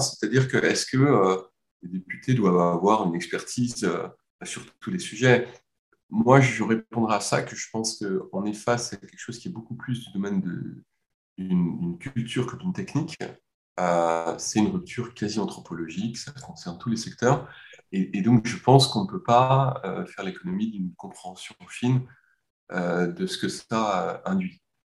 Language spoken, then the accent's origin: French; France; en tant que Français